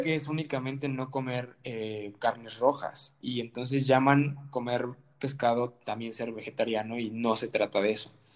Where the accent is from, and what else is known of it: Mexico